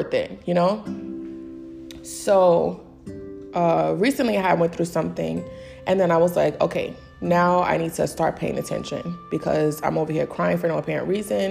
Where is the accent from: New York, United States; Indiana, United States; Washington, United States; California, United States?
New York, United States; New York City; I'm from the Bronx